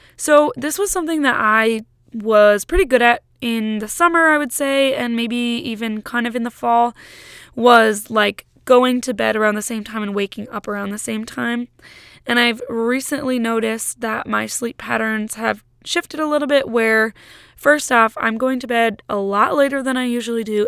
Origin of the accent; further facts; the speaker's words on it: Massachusetts, United States; now in Michigan, United States; my siblings and I all live in Michigan, but my hometown is in Massachusetts